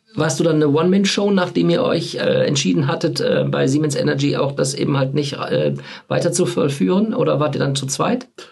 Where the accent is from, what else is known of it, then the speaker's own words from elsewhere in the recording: Dinslaken, North Rhine-Westphalia, Germany; ich komme aus Hiesfeld. Also Dienstlaken Hiesfeld.